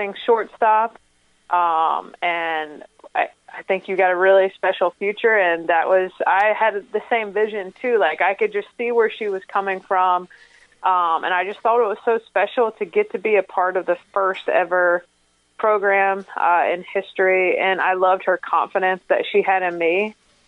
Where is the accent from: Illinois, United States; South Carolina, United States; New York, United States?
South Carolina, United States; Fort Mill; I'm from the Carolinas